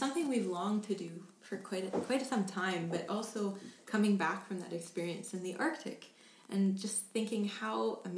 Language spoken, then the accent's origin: English; England, United Kingdom; moved away; I come from England